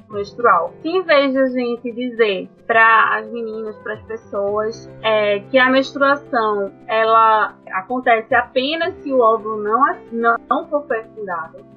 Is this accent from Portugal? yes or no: no; Recife, Pernambuco, Brazil; moved away as an adult; now in Natal, Brazil; né? Eu sou de Recife, e eu estou aqui em Natal, cursando o nono período do curso de Medicina na UFRN.